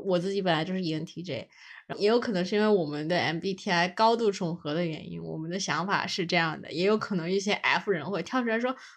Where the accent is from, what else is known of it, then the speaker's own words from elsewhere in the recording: China; 我们这种，中国人